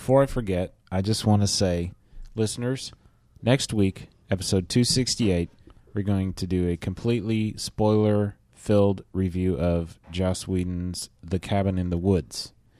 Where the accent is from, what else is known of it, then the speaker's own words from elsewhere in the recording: Keller, Texas, United States; the Quick Trip in Keller, Texas, which is where I live.